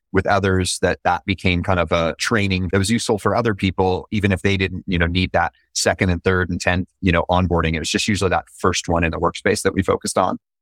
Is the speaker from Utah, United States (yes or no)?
yes; Utah, United States; also born or lived in San Francisco; now in Orange County, United States; I'm originally from Utah